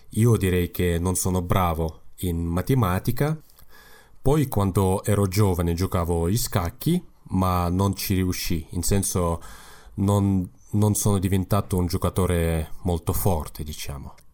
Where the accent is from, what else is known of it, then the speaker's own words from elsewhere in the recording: Kazakhstan; Italian is a second language; Sì, ma eh, per me è molto più facile usare il russo perché quando eh, sono andato a scuola, tutto diciamo, l'insegnamento era in russo, ma parlavo il kazako in casa